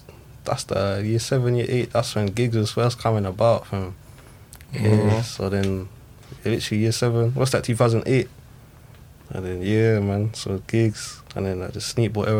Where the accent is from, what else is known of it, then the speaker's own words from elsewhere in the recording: England, United Kingdom; I'm half English, half Zimbabwean